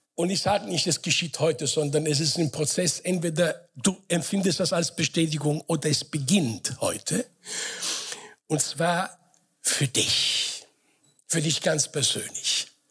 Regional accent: Frankfurt, Hesse, Germany; moved away as an adult; also born or lived in Sicily / Offenbach / Mainz; now in Karlsruhe, Germany; bin groß geworden in Frankfurt.

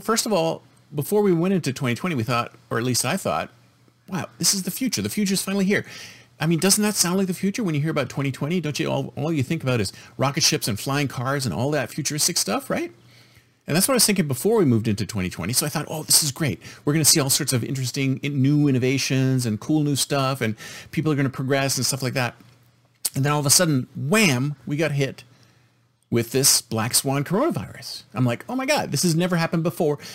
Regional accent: United States

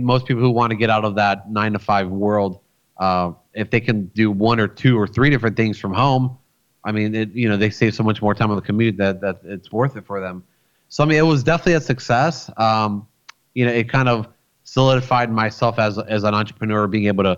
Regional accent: Florida, United States; also born or lived in Rochester, New York; I was born in New York. I was born in a city called Rochester, which is like way up north by Buffalo, kind of like up there where the Niagara Falls are. So I lived there for about 7.5 years before I moved to Florida

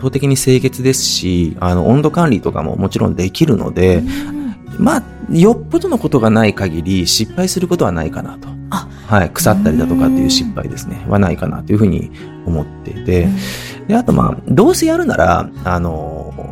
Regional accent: Hiroshima, Japan; 広島出身なので

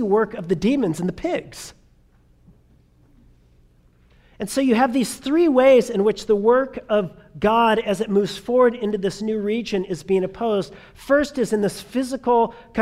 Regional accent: Southern California, United States; I grew up in Southern California, and so therefore I grew up as a child of the 80s

